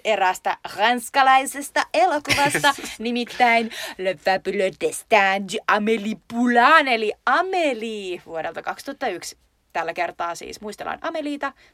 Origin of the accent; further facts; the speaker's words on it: Lappeenranta, South Karelia, Finland; meillä Lappeenrannassa